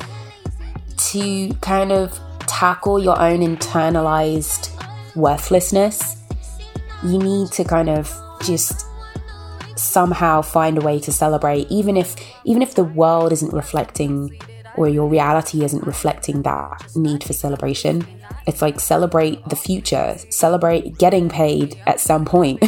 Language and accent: English; United Kingdom; moved away as an adult; now in United States; as a black woman that grew up in a white town, as a British woman living in America